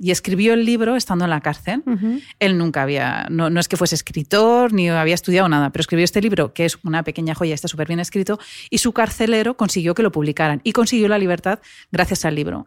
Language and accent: Spanish; Navarre, Spain; soy navarra